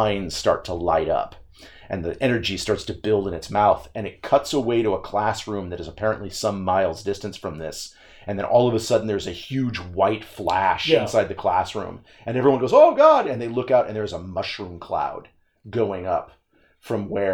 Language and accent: English; United States